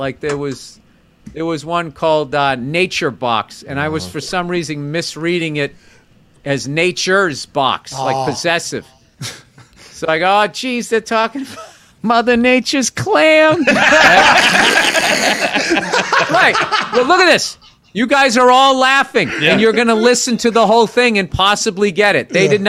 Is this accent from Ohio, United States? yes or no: no; New York City, New York, United States; I'm from New York City. I mean, coming out here seeing all this cattle.